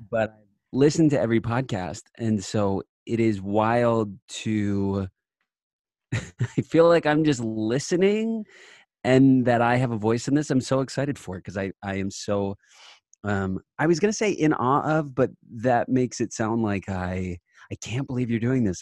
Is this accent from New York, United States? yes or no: yes; Long Island, New York, United States; I'm from Long Island